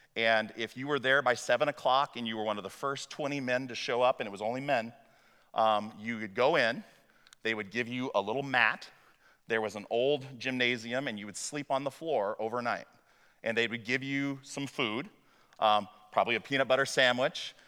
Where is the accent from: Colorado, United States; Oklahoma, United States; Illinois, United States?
Illinois, United States; also born or lived in Waverly, Iowa; my experience growing up in Muhammad, Illinois